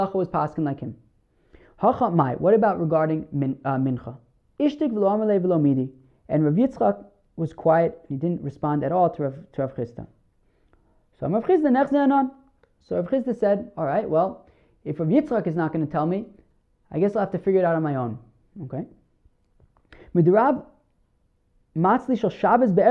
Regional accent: New Jersey, United States; moved away; where I grew up in New Jersey

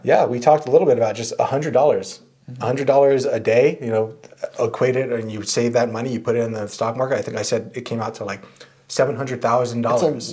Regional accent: San Diego, California, United States; I grew up in San Diego

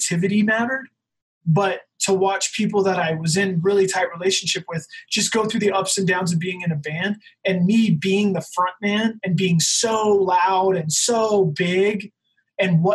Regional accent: Salt Lake City, Utah, United States; I'm from Salt Lake City in the hardcore scene

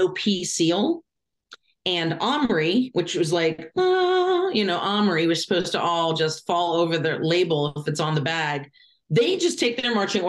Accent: Lancaster, Pennsylvania, United States; I grew up in Lancaster, Pennsylvania

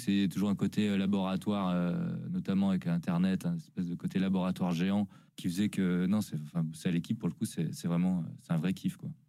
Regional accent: Lyon, Auvergne-Rhône-Alpes, France; je suis né en Auvergne mais j'ai globalement vécu euh, principalement dans la région de Lyon

